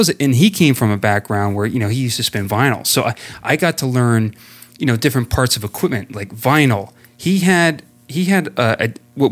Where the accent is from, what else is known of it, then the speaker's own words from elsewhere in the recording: New Jersey, United States; also born or lived in West Milford, New Jersey / Indiana; born and raised here in Jersey